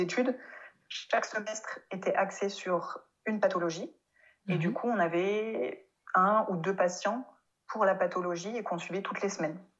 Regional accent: France; accent: French; first language French; moved away as an adult; also born or lived in Mainz, Germany; je vienne de France et que j'ai un gros accent français

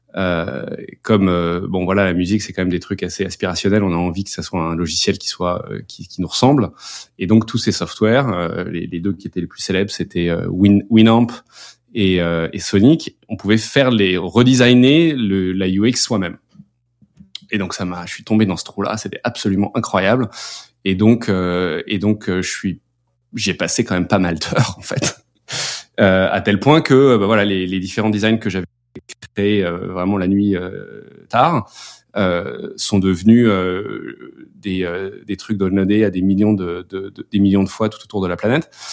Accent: France; moved away as an adult; on est petit français, euh, basé en France

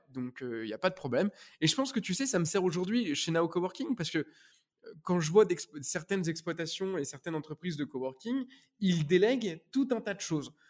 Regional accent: Normandy, France; moved away as an adult; also born or lived in Paris; je venais de Normandie

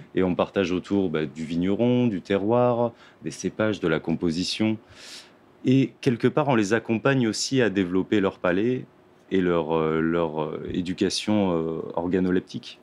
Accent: Lebanon; now in France; je suis libanais

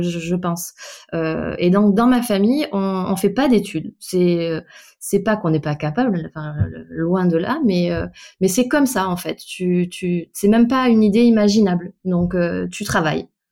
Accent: Bordeaux, Nouvelle-Aquitaine, France; je suis née à Bordeaux. J'ai toute ma famille originaire de Bretagne, pour le coup. Donc, j'ai passé toutes mes vacances d'enfance sur l'île d'Ouessant

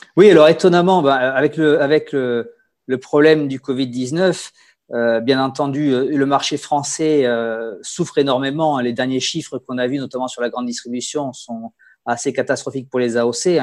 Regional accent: Bordeaux, Nouvelle-Aquitaine, France; accent: Bordelais; moved away as an adult; also born or lived in Hungary / Gers / Rhône Valley; now in Alsace, France; j'ai l'accent bordelais puisque j'ai fait, j'ai passé mon enfance à Bordeaux

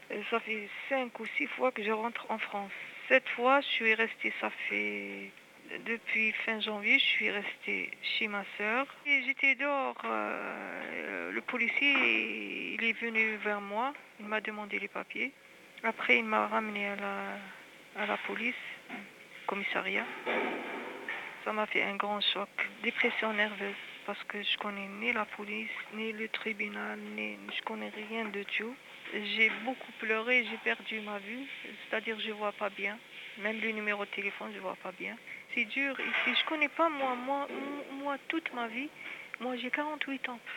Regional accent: Algiers, Algiers Province, Algeria; de Alger.

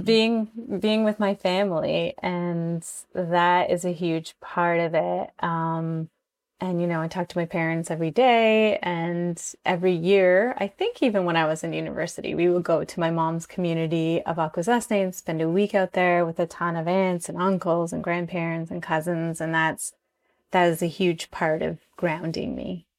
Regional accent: Six Nations Reserve, Ontario, Canada; moved away as an adult; now in Toronto, Canada; I'm from the Six Nations Reserve. Um, my mom is from Aqua Zesnay. My dad is from Six Nations, and I've lived on the Six Nations Reserve up until I was about nineteen

